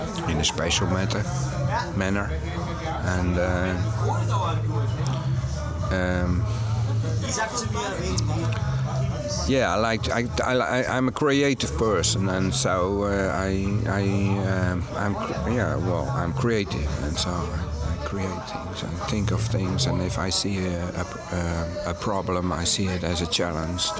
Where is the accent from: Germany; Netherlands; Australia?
Netherlands; I'm from Holland